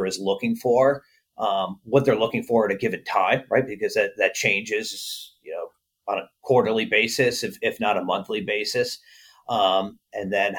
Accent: New York, United States; moved away as an adult; now in Chicago, United States; I'm a recovering New Yorker. I'm originally from New York

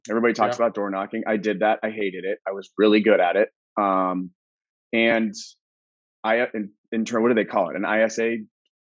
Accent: Phoenix, Arizona, United States; also born or lived in Colorado; born and raised Phoenician.

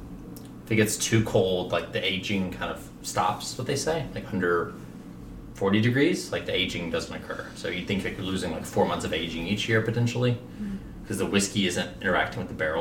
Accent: Kentucky, United States; I was from Kentucky.

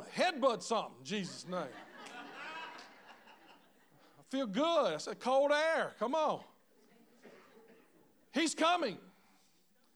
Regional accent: Louisiana, United States; My family was from Mississippi, but I grew up in Louisiana

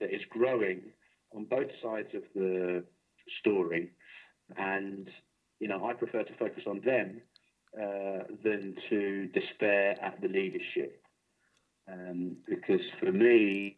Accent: London, United Kingdom; now in Bristol, United Kingdom; I grew up in South London as a Reform Jew.

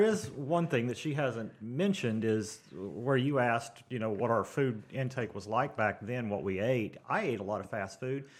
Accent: Tulsa, Oklahoma, United States; I'm from Tulsa

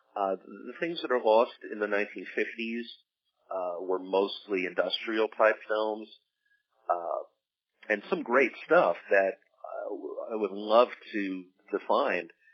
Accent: New Jersey, United States; I was from New Jersey

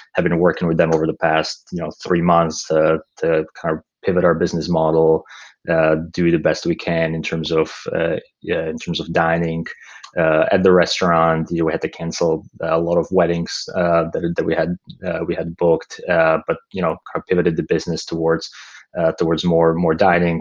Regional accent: Slovakia; moved away as an adult; also born or lived in Pennsylvania; now in Bay Area, United States; I grew up uh, in Slovakia in um, uh, in Central Europe, and uh, you know lived there all the way through through high school.

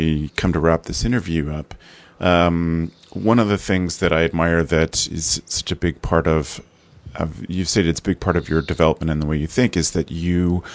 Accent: Canada; being Canadian

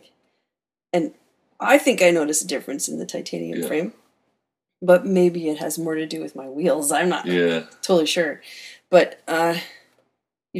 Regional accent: Campbell River, British Columbia, Canada; I grew up in Campbell River

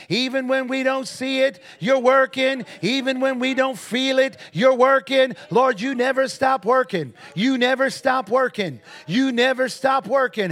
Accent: Defiance, Ohio, United States; That was our address, six seventeen and a half Martin Street in Defiance, Ohio

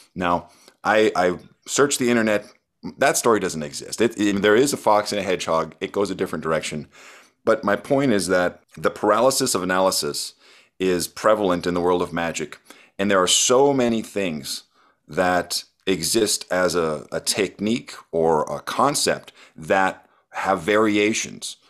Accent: Arrowhead region, Minnesota, United States; I was getting books from the Duluth Public Library, which is a hundred miles away from where I was living

